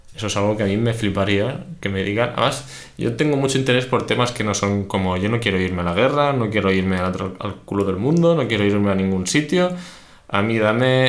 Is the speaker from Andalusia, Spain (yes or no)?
no; Barcelona, Catalonia, Spain; sí que soy de Barcelona